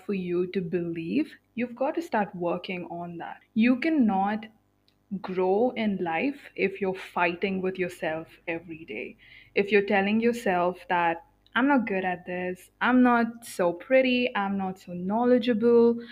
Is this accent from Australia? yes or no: no; India; I am born and brought up in India in a middle class family